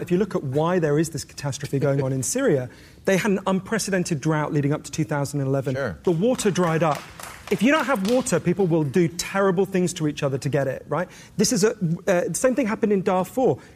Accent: Mexico; I came here from Mexico. Almost as many people have died in Mexico.

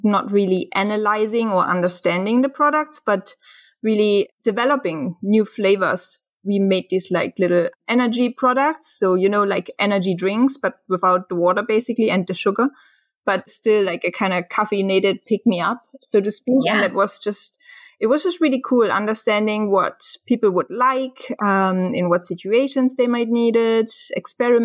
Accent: Germany; moved away; also born or lived in Dresden / Hamburg; I'm from Germany.

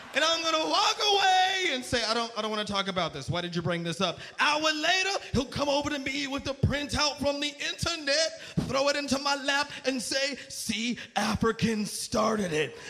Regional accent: Las Vegas, Nevada, United States; moved away; also born or lived in New York; I am from Las Vegas

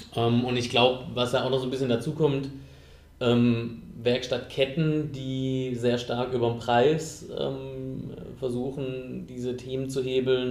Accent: Southern Germany, Germany; ich komme aus Süddeutschland, aus dem ländlichen Raum

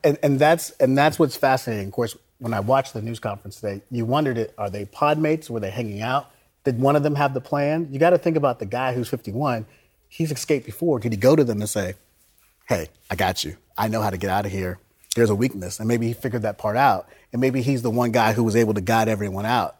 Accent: Florida, United States; I grew up in Florida

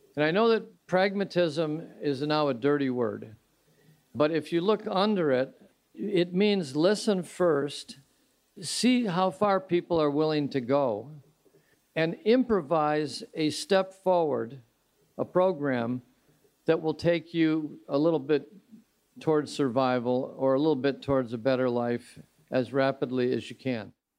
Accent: Royal Oak or Hamtramck, Michigan, United States; my hometown of Royal Oak or Hamtramck

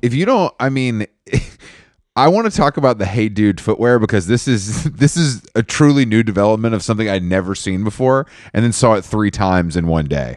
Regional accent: Atlanta, Georgia, United States; moved away; I'm happy to be in Atlanta, back in my hometown

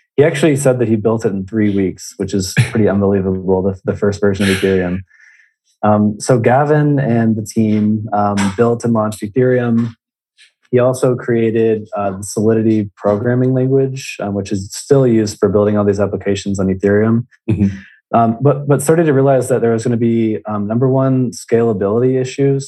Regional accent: Indiana, United States; I'm originally from Indiana

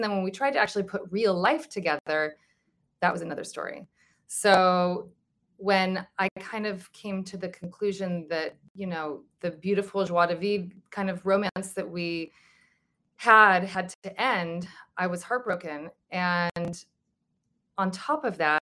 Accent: Santa Monica, California, United States; I was born on October 7th, 1974 in Santa Monica

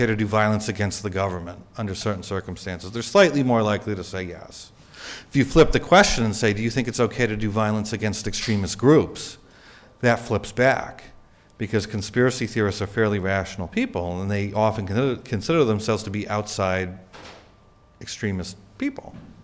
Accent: New England, United States; I'm from New England

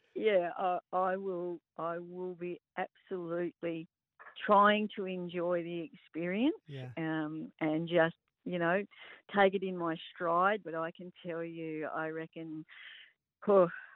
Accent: Broken Hill, New South Wales, Australia; now in Mildura, Australia; originally I was born and bred in New South Wales and grew up at the Broken Hill track

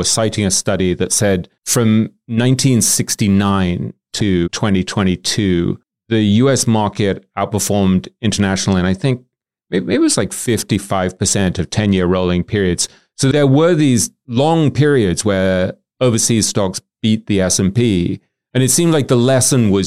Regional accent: England, United Kingdom; as an Englishman

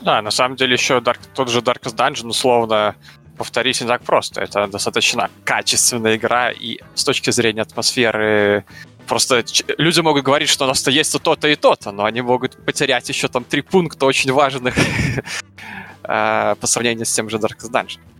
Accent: Belarus; я из Беларуси

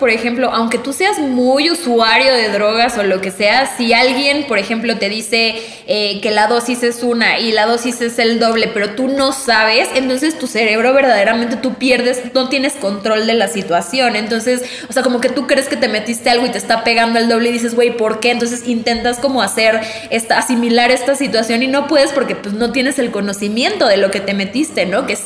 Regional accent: Mexico

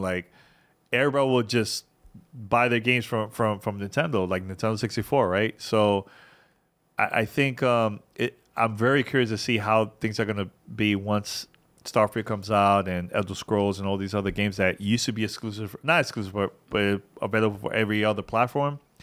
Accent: New York City, New York, United States; growing up in New York City, you know, my mom didn't really, you know, my parents didn't really have a lot of money

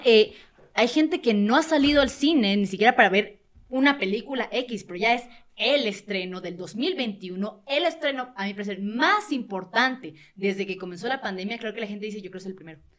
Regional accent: Venezuela; now in Mexico; Yo que no soy de México, soy venezolano

